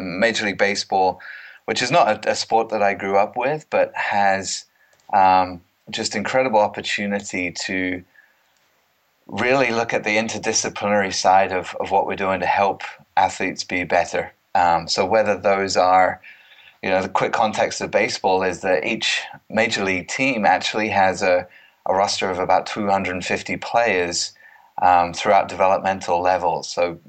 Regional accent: East of England, United Kingdom; accent: mid-Atlantic; moved away as an adult; now in United States; I'm actually born and bred in Cambridgeshire, funnily enough, and spent most of my life there. But I'm closing in on 20 years now in the United States. So I call it a mid-Atlantic accent, so it's not really English anymore, and it's not American

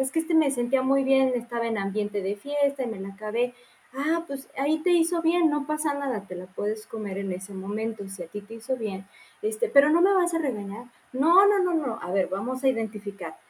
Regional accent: Morelia, Michoacán, Mexico; Yo soy de Morelia

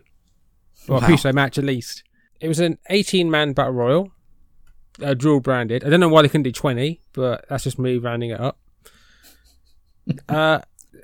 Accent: United Kingdom

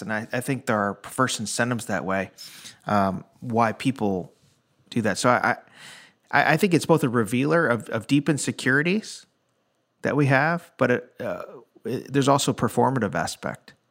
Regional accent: Chicago, Illinois, United States; now in Nashville, United States; I'm from the Chicago area

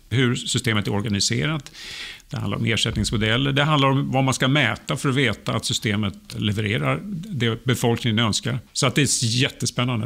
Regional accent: Sweden; also born or lived in Sturgis, Michigan; som svensk

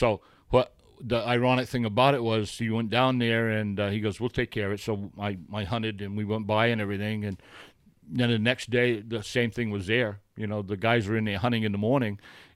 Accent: Littleton, United States; I grew up, born and raised in Littleton

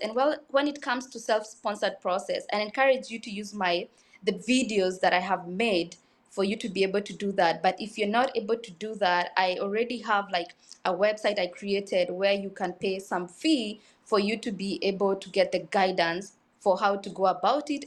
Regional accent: Kenya; I was born in Kenya in a small village, uh, called Kari and Dusi. I am rudely, usually very proud of where I've come from.

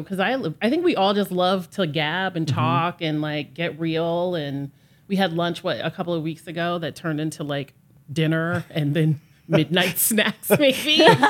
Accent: Philadelphia, Pennsylvania, United States; moved away as an adult; now in New York, United States; So I'm originally from Philadelphia. I'm a Philly girl. When people ask me where I'm from, I never say from New York because I'm not. I'm from Philly. So although I've lived here for 25 years

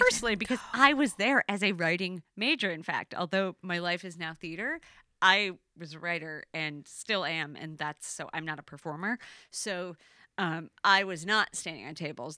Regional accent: Elk Rapids, Michigan, United States; I grew up in, um, Elk Rapids, which is tiny

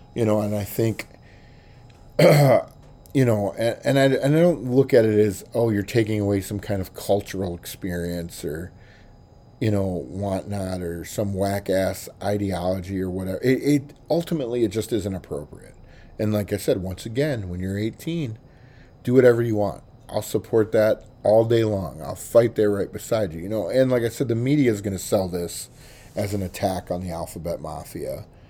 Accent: Baxter/Cookeville area, Tennessee, United States; my hometown

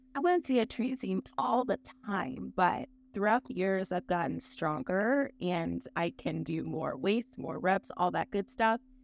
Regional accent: Akron, Ohio, United States; I'm from Akron, Ohio, so it's kind of a big deal for us Ohioans

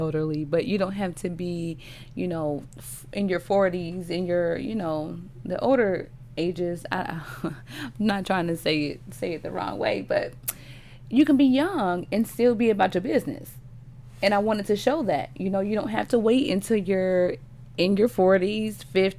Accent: Cleveland, Ohio, United States; I'm from Cleveland and different things like that.

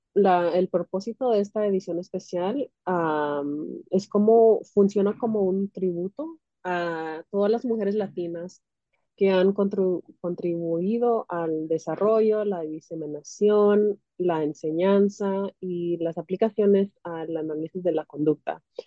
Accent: California, United States; now in Illinois, United States; nací en los Estados Unidos, en California, pero mis papás son de Centroamérica, mi mamá es de Guatemala y mi papá es de El Salvador

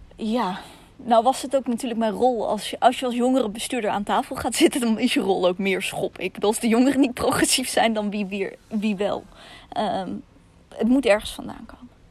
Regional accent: Russia; now in Netherlands; In mijn geval Rusland

